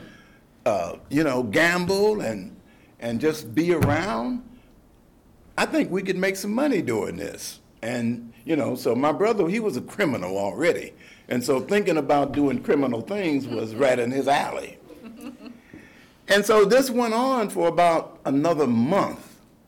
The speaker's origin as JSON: {"language": "English", "town": "Detroit", "region": "Michigan", "country": "United States", "tie": "born or raised there", "said": "I grew up in Detroit"}